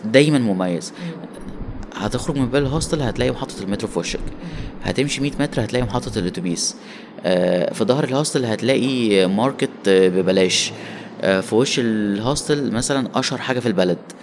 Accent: Egypt; من مصر

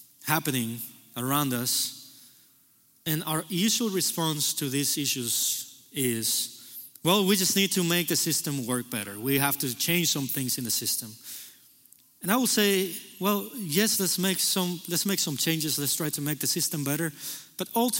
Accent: Cuba; now in United States; I was born in Cuba

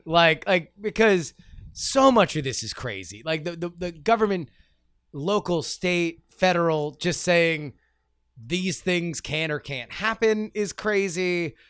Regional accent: South Florida, United States; when I was growing up uh, in, in South Florida

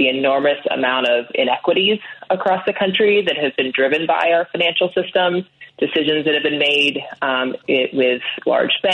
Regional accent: Annapolis, Maryland, United States; I grew up in Annapolis, Maryland

